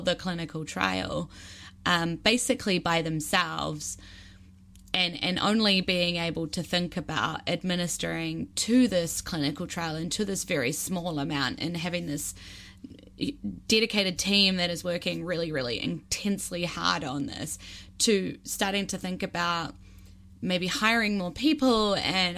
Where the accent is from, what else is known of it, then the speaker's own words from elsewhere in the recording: Wellington, New Zealand; my hometown here in Wellington in New Zealand